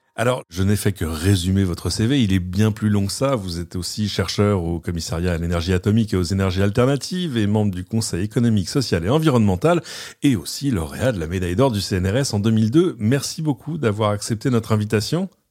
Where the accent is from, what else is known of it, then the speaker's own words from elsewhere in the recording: France; chez nous en France